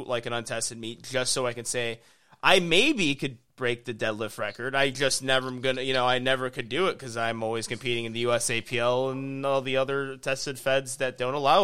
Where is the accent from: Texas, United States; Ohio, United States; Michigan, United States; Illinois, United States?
Illinois, United States; I grew up in Illinois